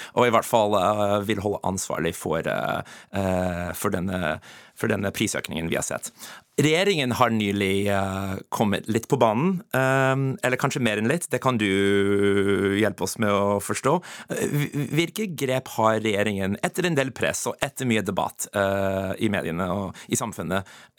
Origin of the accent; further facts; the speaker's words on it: United States; Norwegian is a second language; moved away as an adult; now in Norway; Jeg kommer fra USA. Jeg flytta til Norge som, som 23-åring.